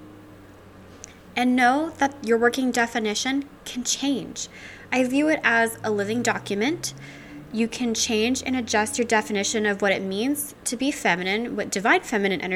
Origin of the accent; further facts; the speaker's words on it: Louisiana, United States; now in Seattle, United States; I'm originally from Louisiana